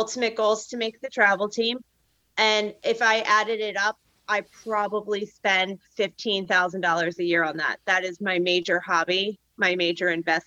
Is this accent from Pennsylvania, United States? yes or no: yes; Philadelphia, Pennsylvania, United States; I'm from the Mid-Atlantic. So like, I'm from Philly.